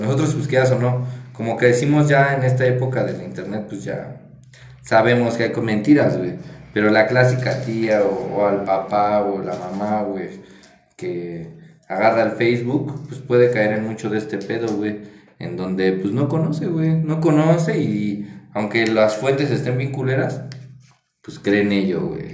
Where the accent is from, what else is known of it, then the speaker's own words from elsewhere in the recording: Mexico; ser periodista es un trabajo de alto riesgo, la verdad, en nuestro país